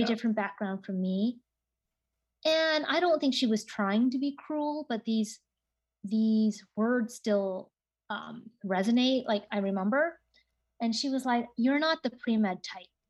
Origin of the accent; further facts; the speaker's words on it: Seattle, Washington, United States; I grew up in Seattle, Washington